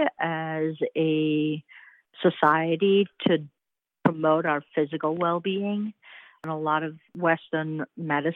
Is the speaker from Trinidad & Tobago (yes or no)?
yes; Trinidad & Tobago; also born or lived in Indianapolis, United States; now in Charlotte, United States; I was born and raised in the Caribbean island of Trinidad and Tobago.